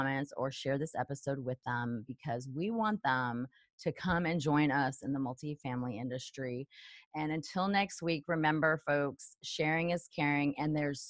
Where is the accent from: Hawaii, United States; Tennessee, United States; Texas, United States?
Texas, United States; El Paso; I'm from El Paso, Texas.